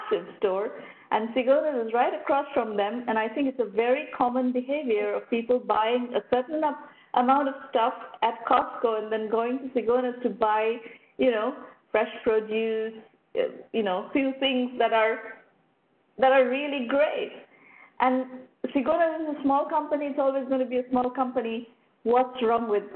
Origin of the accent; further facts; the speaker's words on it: Kolkata, West Bengal, India; moved away; I'm originally from Calcutta, India